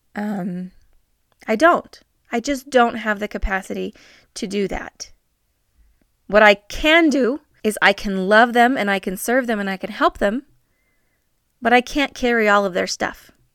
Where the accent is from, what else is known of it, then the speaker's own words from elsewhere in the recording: northern New Mexico, United States; moved away; I have been for almost the last week in my hometown. It's a very small town in northern New Mexico